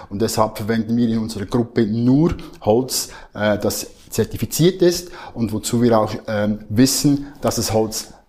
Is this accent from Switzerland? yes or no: yes; Switzerland; accent: Swiss; Wie man hört, mein Akzent Schweizer